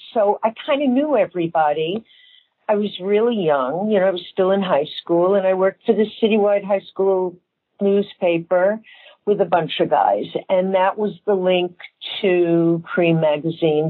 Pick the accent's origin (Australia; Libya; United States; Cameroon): United States; New York; I was very active growing up in New York